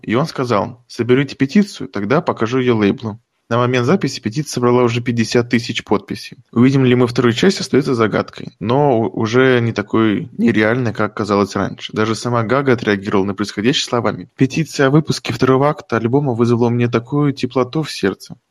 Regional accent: Tomsk Oblast, Russia; born or raised there

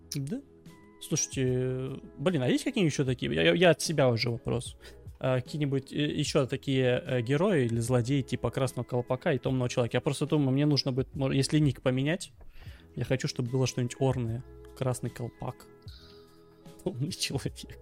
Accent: Krasnodar Krai, Russia; я с Кубани, я более-менее понимаю украинский

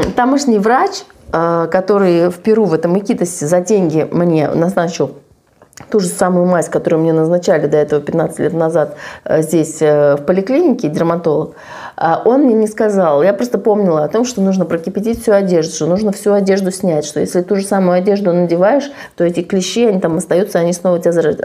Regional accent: Saint Petersburg, Russia; я из Санкт-Петербурга

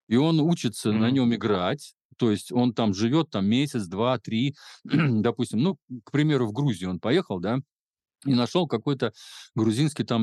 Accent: Belarus

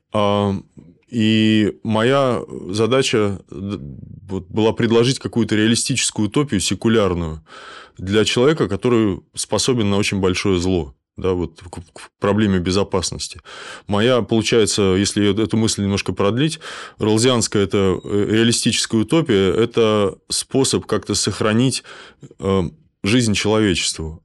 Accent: Kaliningrad, Kaliningrad Oblast, Russia; я из Калининграда, у нас Кант

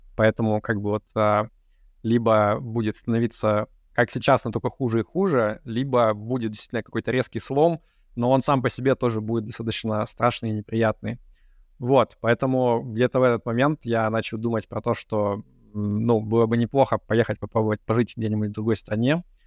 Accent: Yekaterinburg, Sverdlovsk Oblast, Russia; moved away as an adult; also born or lived in Moscow, Russia; now in Cyprus; я родился и вырос в Екатеринбурге

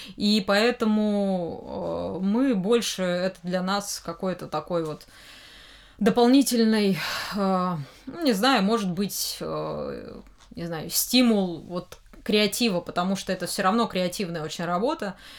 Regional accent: Kostroma, Kostroma Oblast, Russia; now in Moscow, Russia; приехала-то в Москву из-за того, что мне нравилось аниме а в моем родном городе, Кострома

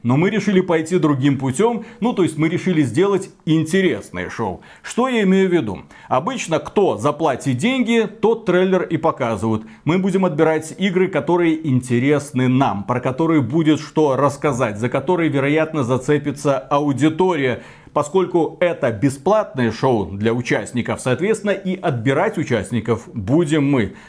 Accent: Belarus; мы белорусы

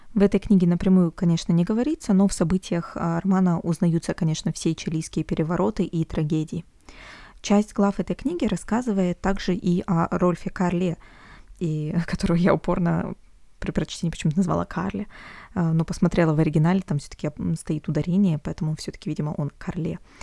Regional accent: Omsk, Omsk Oblast, Russia; из Омска, из моего родного города

